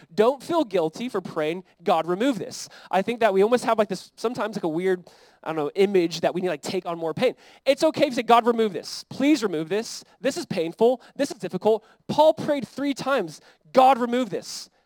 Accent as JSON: {"language": "English", "country": "United States", "said": "as like American Christians"}